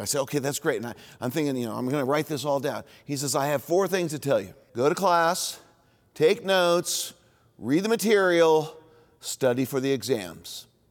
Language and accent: English; Indianapolis, Indiana, United States; also born or lived in Bloomington, Indiana; where I grew up in Indianapolis